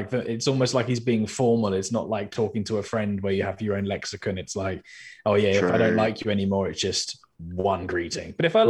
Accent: United Kingdom; I'm obviously British, as you can hear by the sound of my voice.

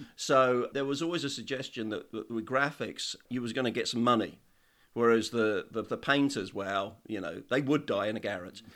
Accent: Woking, South East England, United Kingdom; now in Isle of Skye, United Kingdom; I was born in Woking in Surrey.

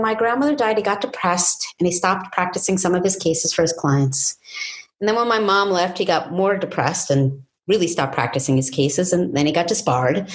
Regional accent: New York City, New York, United States; I lived with my father in a life of drugs, sex, and squalor in New York City's East Village.

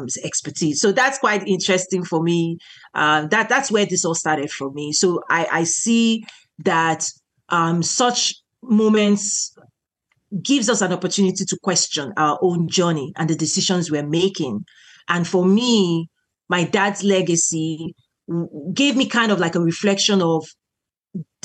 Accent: Nigeria; now in United States; I'm originally from Nigeria. So I'm a Nigerian American and I'm a naturalized citizen here.

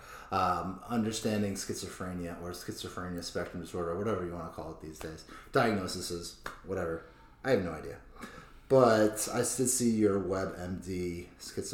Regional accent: Grafton, Massachusetts, United States; also born or lived in upstate New York / Boston; I moved to Grafton.

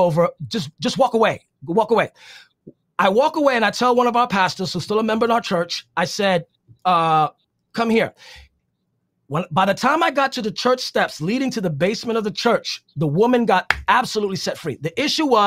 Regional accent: New York City, New York, United States; I'm from the Bronx

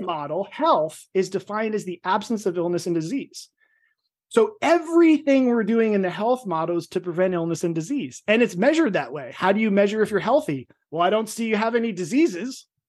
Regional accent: New Jersey, United States; I'm from Jersey, but I was a Jersey meathead.

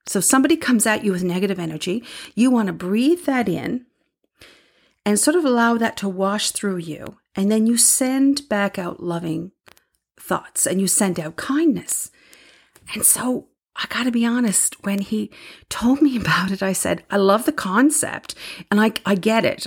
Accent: Newfoundland and Labrador, Canada; moved away; I'm from Newfoundland

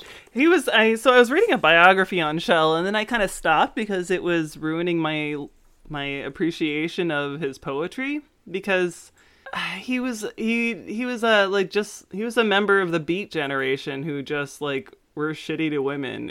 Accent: Frederick, Maryland, United States; where I grew up in Frederick

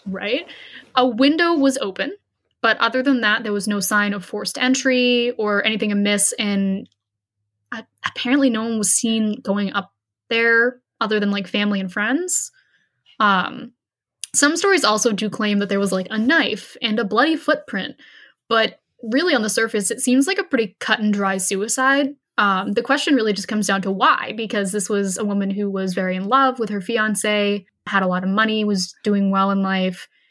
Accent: Hanson, Massachusetts, United States; growing up in Hanson and with a large family

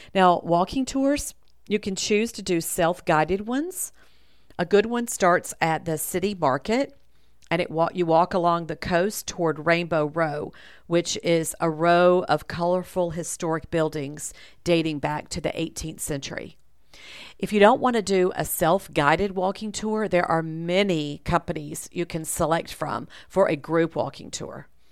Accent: the South, United States; I'm from the South

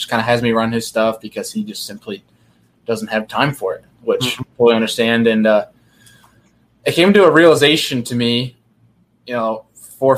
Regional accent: New York, United States; I'm from New York

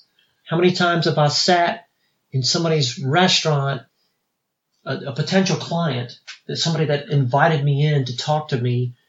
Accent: South Louisiana, United States; now in Greenville, United States; I'm from South Louisiana, though.

